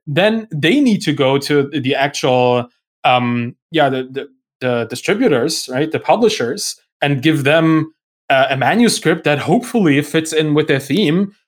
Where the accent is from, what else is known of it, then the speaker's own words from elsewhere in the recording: Germany; English is a second language; I'm, I'm German. I, my, English is not my first language